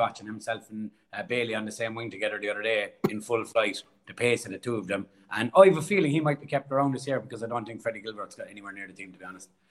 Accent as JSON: {"language": "English", "town": "Cork", "region": "Munster", "country": "Ireland", "accent": "Irish", "moved": "as an adult", "lives_now": "Australia"}